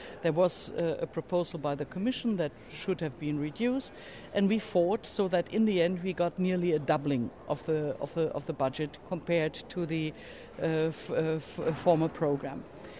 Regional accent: Germany; I'm from Germany.

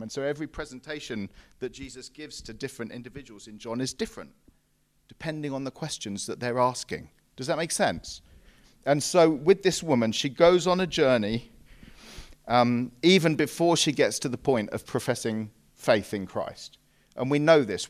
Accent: England, United Kingdom; we English

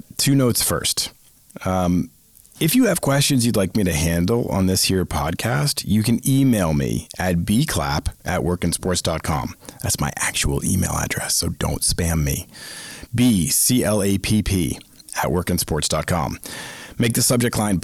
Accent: Boston, Massachusetts, United States; I grew up in the Northeast, in Boston, in the Boston area

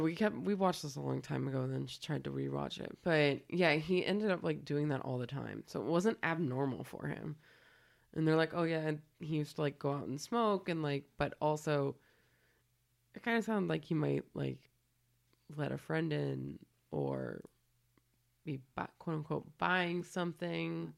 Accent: California, United States; moved away; I'm from California

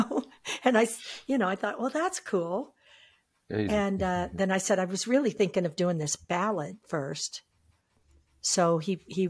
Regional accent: Iowa, United States; now in New Mexico, United States; I come from Iowa.

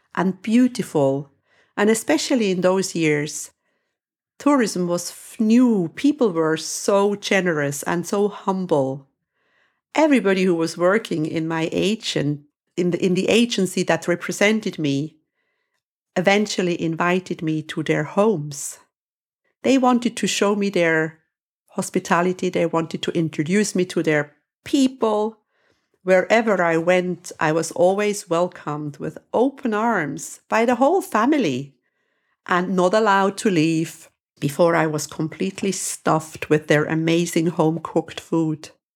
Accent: Switzerland; now in Cyprus; I am from Switzerland.

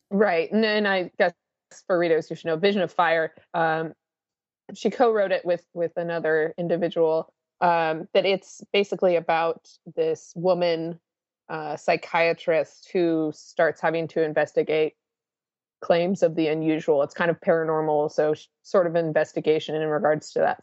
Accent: Washington, United States; moved away; my home where I grew up in the Washington area

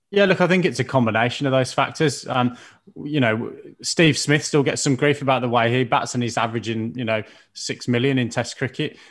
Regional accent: Birmingham, West Midlands, United Kingdom; my hometown of Birmingham

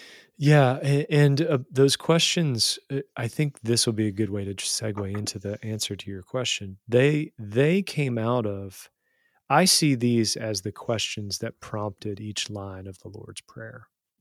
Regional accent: West Virginia, United States; accent: lovely accent; I grew up in Southern West Virginia. I had a lovely accent and I had friends and family, and then I moved.

